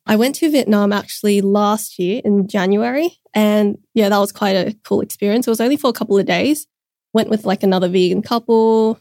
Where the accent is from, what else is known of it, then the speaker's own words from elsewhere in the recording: Sydney, New South Wales, Australia; I was born in Sydney, raised here my whole life. Specifically, I've been living in southwest Sydney for my whole life